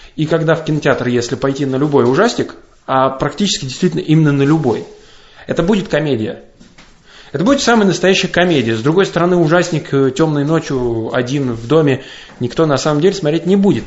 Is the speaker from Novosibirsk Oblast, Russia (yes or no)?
no; Kashira, Moscow Oblast, Russia; я из Каширы, это подмосковный город